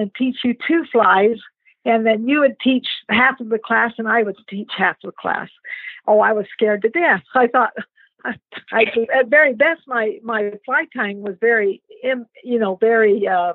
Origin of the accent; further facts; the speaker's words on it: Roosevelt, Utah, United States; I am from a little town in Utah called Roosevelt